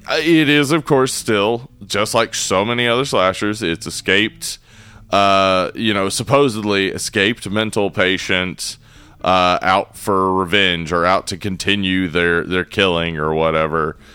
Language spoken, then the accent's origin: English; the South, United States; I'm from the South